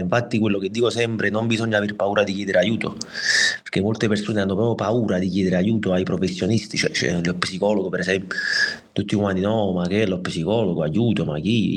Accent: Naples, Campania, Italy; vengo da Napoli

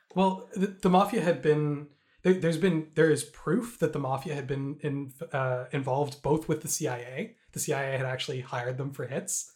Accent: Canada; as a Canadian

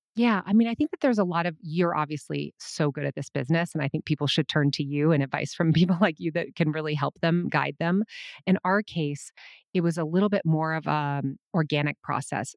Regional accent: Minnesota, United States; I was born in nineteen seventy-four, and I was born in Minnesota

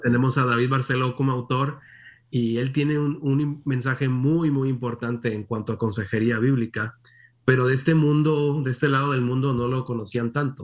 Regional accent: Monterrey, Nuevo León, Mexico; moved away as an adult; nací en Monterrey, México, como mencionabas. Ahí no solamente nací, ahí me crié. Ah, estuve ahí hasta los 19, 18 años más o menos

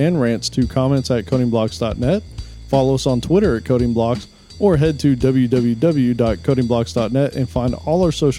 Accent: California, United States; Come on, y'all. You know I'm from California.

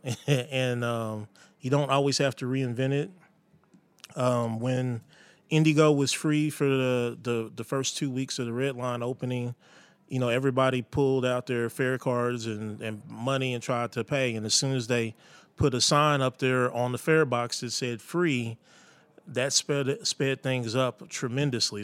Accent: Indianapolis, Indiana, United States; growing up in Indianapolis

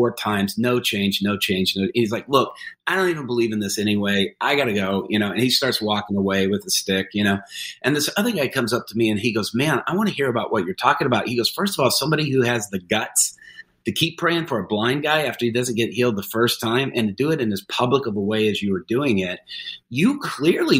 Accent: United States; me being there as an American

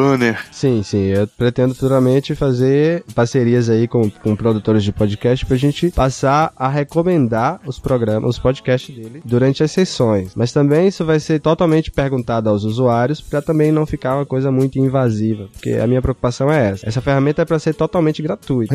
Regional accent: Bahia, Brazil; eu sou da Bahia

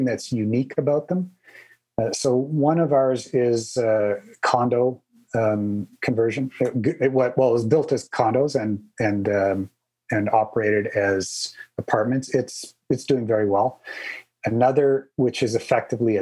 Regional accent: Canada; I'm Canadian

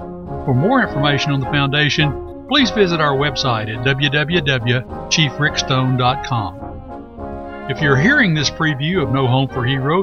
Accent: Texas, United States; accent: Texas; my Texas accent

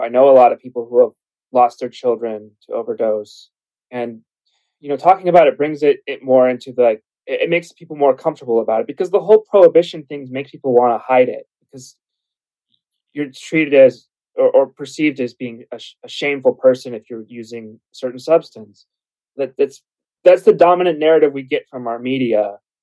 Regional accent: Arizona, United States; I'm from Arizona

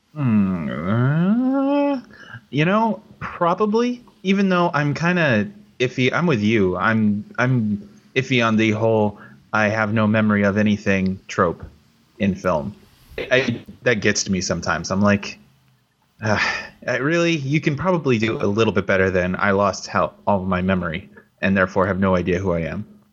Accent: California, United States; also born or lived in Glendale, California; I'm from California

